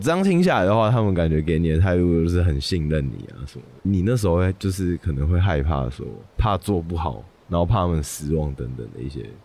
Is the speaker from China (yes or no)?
no; Kinmen County, Taiwan; moved away as an adult; now in Taipei, Taiwan; 我的家乡在金门。升上大学之后，我回来台北读大学嘛，可能有时候寒暑假啊要回金门的家，跟朋友聚餐或者是陪陪家人这样子